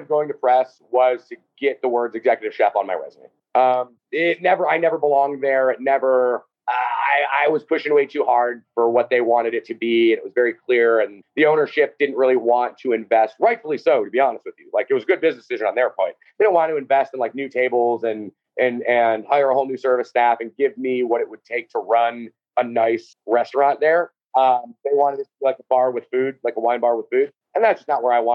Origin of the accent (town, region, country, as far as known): Cleveland, Ohio, United States; born or raised there; moved away as an adult; also born or lived in Chicago